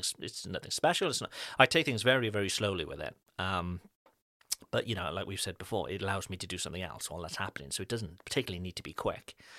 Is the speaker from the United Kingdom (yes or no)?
yes; United Kingdom; now in France; as with British parents, um, our, our babies are British